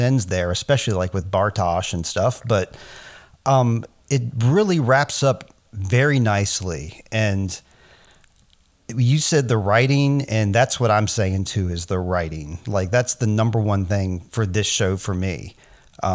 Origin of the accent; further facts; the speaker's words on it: United States; I'm American